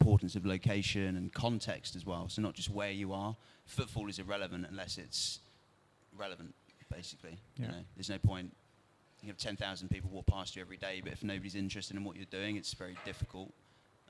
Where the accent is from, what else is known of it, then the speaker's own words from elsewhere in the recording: Farnborough, South East England, United Kingdom; moved away as an adult; now in London, United Kingdom; back in my hometown in Farnborough